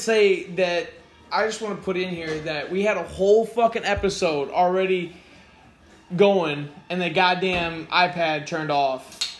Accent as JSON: {"language": "English", "town": "St. Charles", "region": "Missouri", "country": "United States", "moved": "yes", "said": "I'm from the Chuck, St. Charles, Missouri."}